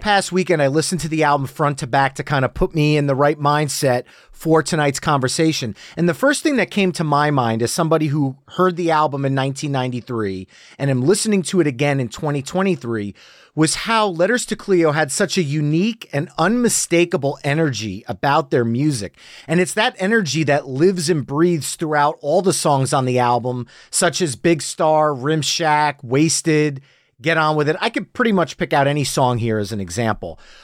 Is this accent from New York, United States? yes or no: no; New Jersey, United States; accent: New Jersey; my New Jersey accent